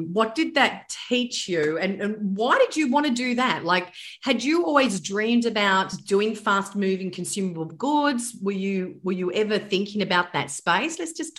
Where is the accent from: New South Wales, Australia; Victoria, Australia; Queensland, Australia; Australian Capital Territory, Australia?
New South Wales, Australia; Blue Mountains; moved away; I actually used to be a Sydney girl and I was actually a Westie. I was from the Blue Mountains